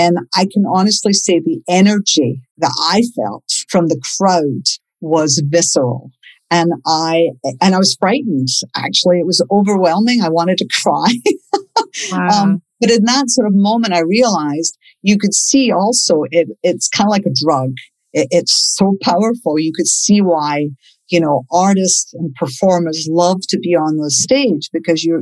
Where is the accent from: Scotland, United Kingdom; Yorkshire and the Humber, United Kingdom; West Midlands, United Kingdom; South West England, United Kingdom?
Scotland, United Kingdom; Glasgow; moved away as an adult; also born or lived in Australia; now in Los Angeles, United States; I grew up in Glasgow, Scotland.